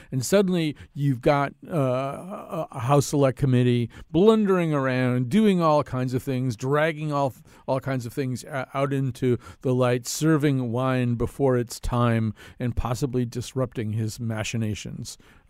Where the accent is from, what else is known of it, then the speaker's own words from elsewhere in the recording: Connecticut, United States; here in my home state of Connecticut